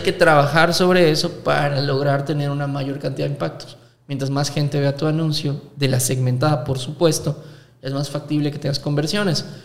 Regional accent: Mexico; aquí en México

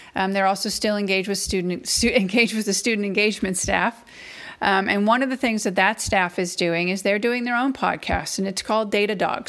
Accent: Massachusetts, United States; now in Athens, Georgia, United States; I live in Athens, Georgia, but I'm originally from Massachusetts, um, so I'm a northern transplant. So I'm a New Englander at heart

